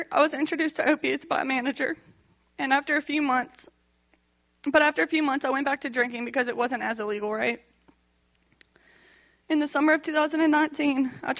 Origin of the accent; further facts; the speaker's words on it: Youngsville, Louisiana, United States; I'm 26 years old. I'm from Youngsville, Louisiana, and I'm the youngest of three girls.